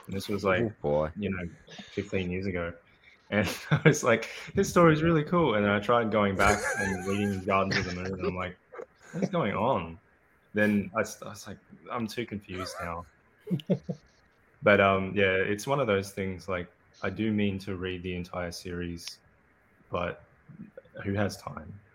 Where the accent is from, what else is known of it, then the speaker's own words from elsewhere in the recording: Australia; accent: Australian; I'm Australian, as you might be able to guess from my accent.